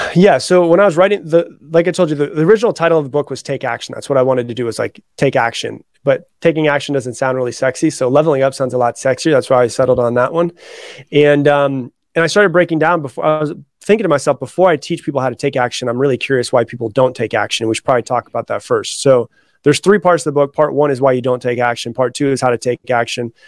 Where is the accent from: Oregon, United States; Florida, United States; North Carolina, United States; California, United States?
Florida, United States; now in Austin, United States; I was raised in Florida. I live in Austin, Texas now, but I was raised in Florida